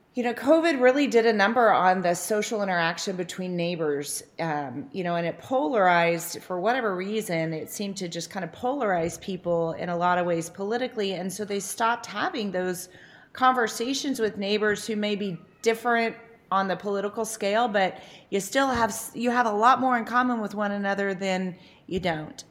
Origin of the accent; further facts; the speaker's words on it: Noble, Oklahoma, United States; moved away as an adult; also born or lived in Norman, Oklahoma; living in my hometown now